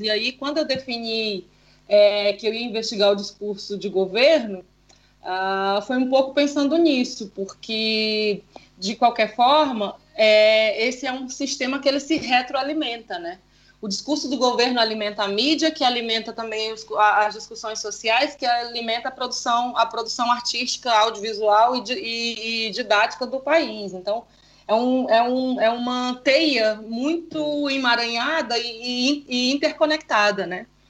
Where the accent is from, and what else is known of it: Amazonas, Brazil